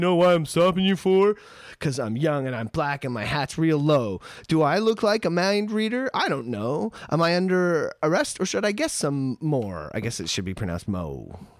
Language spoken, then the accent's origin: English; Canada; I am a Canadian